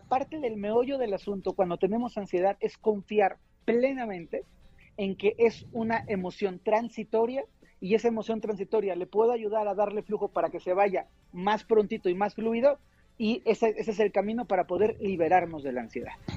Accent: Mexico; somos mexicanos

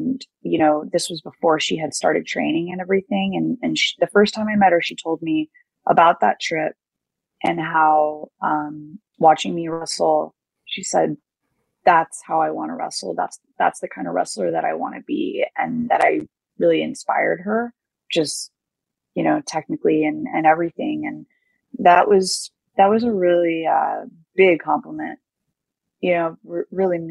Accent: United States; especially as an American, as a foreigner

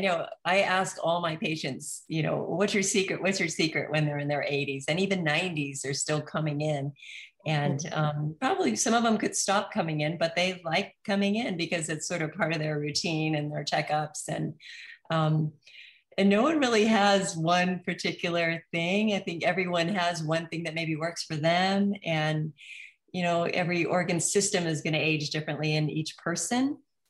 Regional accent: New Zealand; I'm from New Zealand, right? So we eat lamb and meat

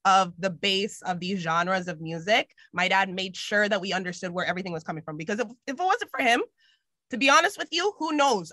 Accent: Richmond Hill, Ontario, Canada; I grew up in Richmond Hill

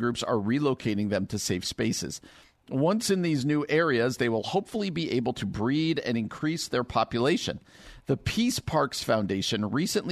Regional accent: New Jersey, United States; moved away; My elementary school, where I grew up in New Jersey

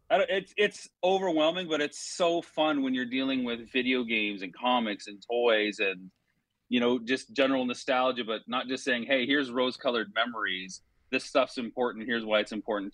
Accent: London, Ontario, Canada; after leaving my hometown of London, Ontario.

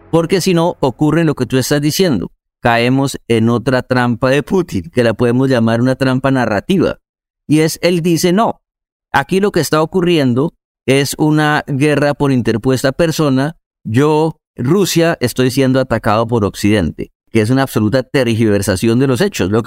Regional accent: Colombia; Como colombianos que hemos vivido una historia tan fuerte, tenemos que ser solidarios

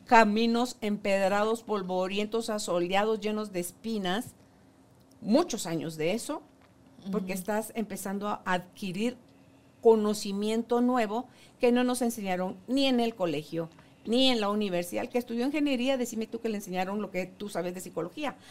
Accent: Guatemala; Guatemala, somos un país divino

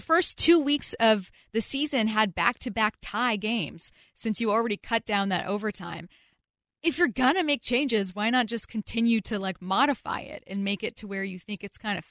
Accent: SeaTac, Washington, United States; I'm from SeaTac, Washington.

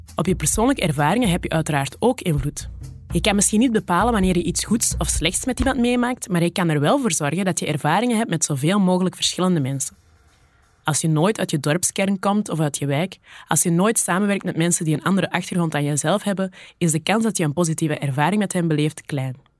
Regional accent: the Kempen, Flanders, Belgium; moved away; also born or lived in Borgerhout; Ik ben zelf een dochter van de Kempen, en daar zeggen we nogal snel: doe maar normaal

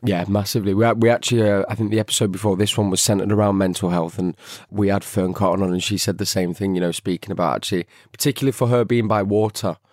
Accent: Manchester, North West England, United Kingdom; my hometown, Manchester

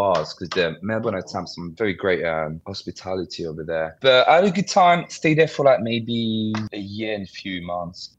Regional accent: Paris, Île-de-France, France; moved away as an adult; also born or lived in London, United Kingdom; now in Singapore; Born and raised in France, Paris

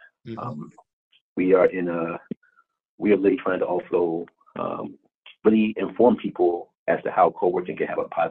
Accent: East Coast, United States; also born or lived in Baltimore / Washington, D.C.; I'm originally from the East Coast area. My roots started in New York and in Jersey.

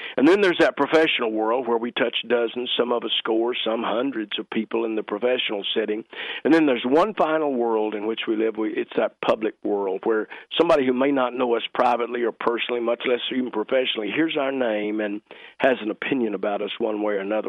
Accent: Fort Worth, Texas, United States; moved away; growing up in East Fort Worth

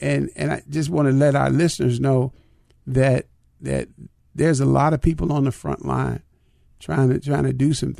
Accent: Chicago, Illinois, United States; when I was growing up in Chicago

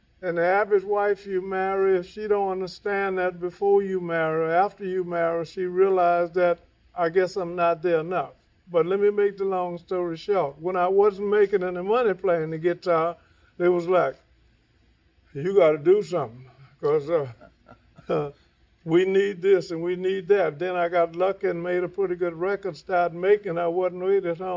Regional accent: Louisiana, United States; I'm from Louisiana. You know, we was raised, you had to cook.

